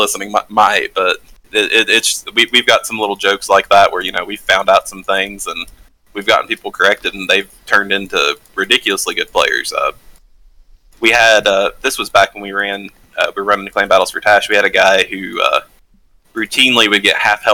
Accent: the South, United States; Growing up in the South, growing up somewhat economically disadvantaged as a kid

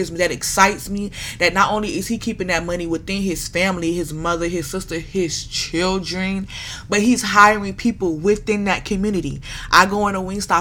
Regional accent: Broward County, Florida, United States; A Broward County girl to the death of me. I am from Broward County

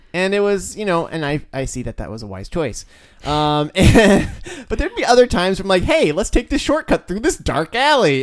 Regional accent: United States; I'm like a gigantic American male.

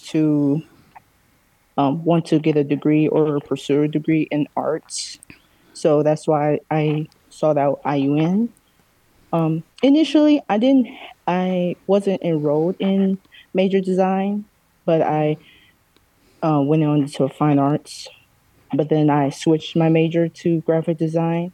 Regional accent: Gary, Indiana, United States; I was born and raised in Gary, Indiana

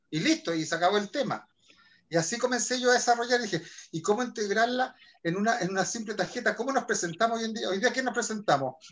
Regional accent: Chile; soy chileno

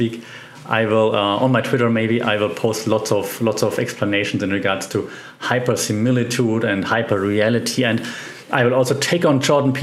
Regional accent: Germany; accent: German; English is a second language; my German accent sometimes comes through

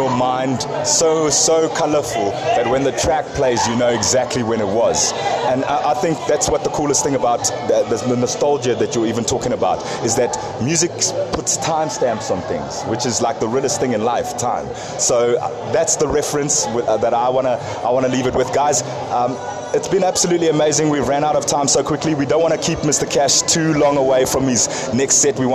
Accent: South Africa; also born or lived in Zambia; I love being South African, I love being Zambian, I love my, my British side of me

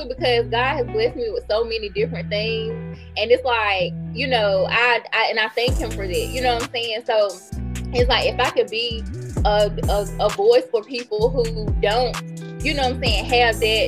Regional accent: Greenville, North Carolina, United States; my hometown, they remember Throwback Greenville when Rainbow was in the Carolina East Mall.

